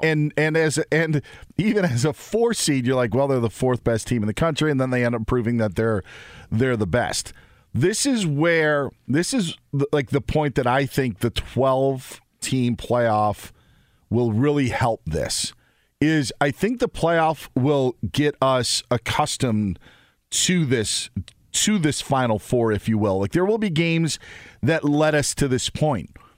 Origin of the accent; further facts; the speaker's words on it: Wausau, Wisconsin, United States; also born or lived in Southern California; East Bay started about fifteen minutes from my hometown